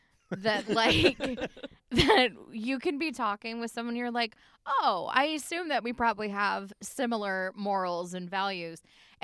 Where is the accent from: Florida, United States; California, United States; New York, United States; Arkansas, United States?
Arkansas, United States; I'm from Arkansas